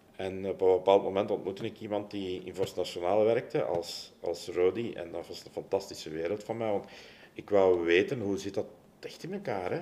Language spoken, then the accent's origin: Dutch; Leuven, Flanders, Belgium; ik ben opgegroeid in Leuven